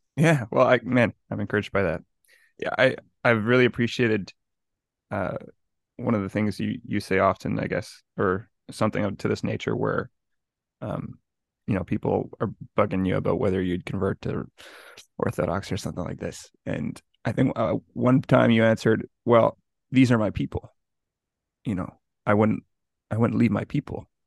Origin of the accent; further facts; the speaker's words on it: Montreal, Quebec, Canada; me growing up in Montreal